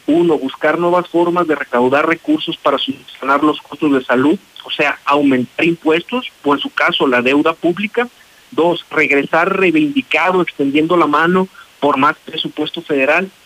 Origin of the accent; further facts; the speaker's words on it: Mexico; como mexicanos